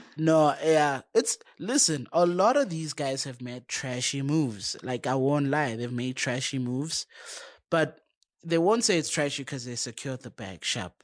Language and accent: English; South Africa